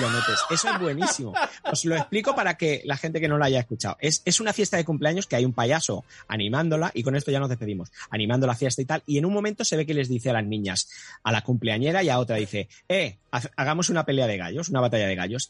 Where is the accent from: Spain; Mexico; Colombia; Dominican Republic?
Spain; Catalonia; soy catalán